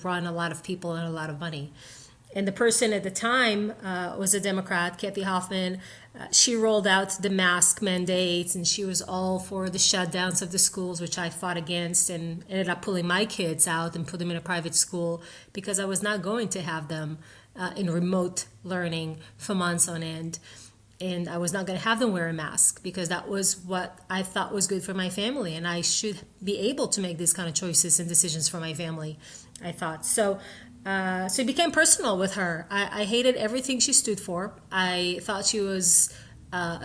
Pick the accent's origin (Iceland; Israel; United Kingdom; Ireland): Israel; now in United States; I grew up in Israel with the American dream sewed in my heart since a very young age